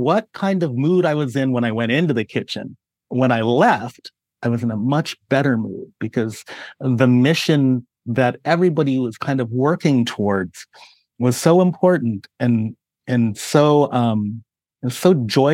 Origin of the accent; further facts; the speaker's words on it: San Francisco Bay Area, California, United States; moved away; I grew up in California, where culinary influences were everything from my Filipino heritage to the Mexican barrio to everything you could imagine in the San Francisco Bay Area.